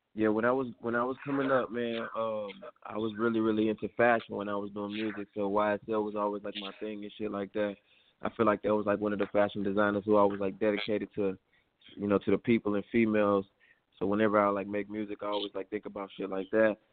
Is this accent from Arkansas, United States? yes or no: no; Houston, Texas, United States; I'm calling from Houston, Texas right now. I'm home, Houston, Texas. That's where I'm originally from